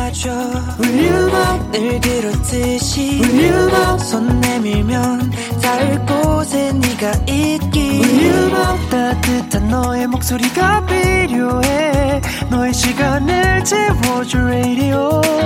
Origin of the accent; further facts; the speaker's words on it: United States; now in South Korea; 미국에서 왔는데